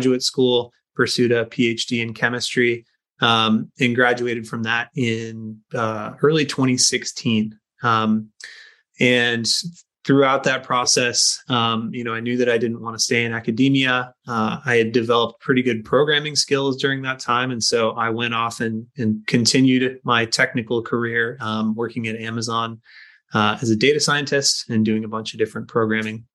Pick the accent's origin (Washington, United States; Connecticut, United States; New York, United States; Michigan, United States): Washington, United States; Skagit Valley; growing up in Skagit Valley, the family potato farm was a huge part of my life